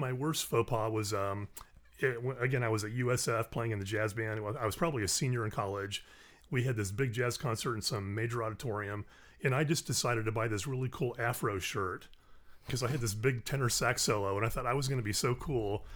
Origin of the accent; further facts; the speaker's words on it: Orlando, Florida, United States; moved away as an adult; also born or lived in the Carolinas; now in Kentucky, United States; originally from Orlando, Florida.